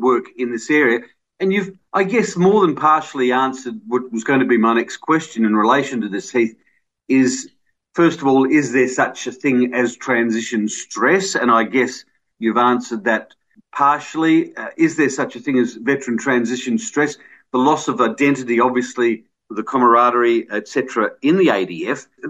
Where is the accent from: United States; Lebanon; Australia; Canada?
Australia; Adelaide, South Australia; I'm from Adelaide. I was born in Adelaide too. We've lived around Mitcham and Kingswood and that.